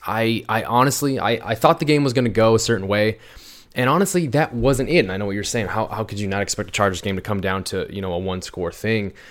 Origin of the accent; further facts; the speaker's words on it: Iowa, United States; we, we grew up in Iowa